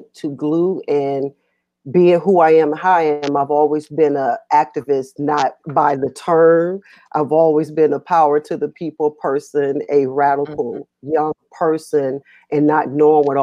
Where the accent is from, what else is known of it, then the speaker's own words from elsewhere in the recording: Atlanta, Georgia, United States; now in Virginia, United States; I am from Atlanta, Georgia, forever